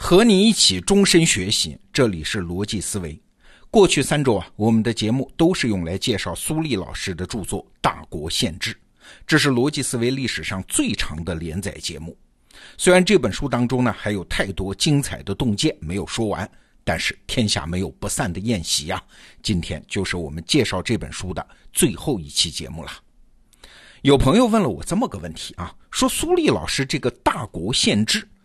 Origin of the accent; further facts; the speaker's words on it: China; 我们中国人